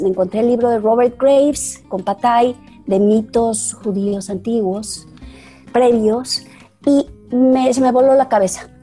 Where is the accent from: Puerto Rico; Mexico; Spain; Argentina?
Mexico; tuve la suerte en los 70 de, de volverme jovencita, de, de, entrar a mi adolescencia, cuando en México despertaba y tomaba cancha la segunda ola de feminismo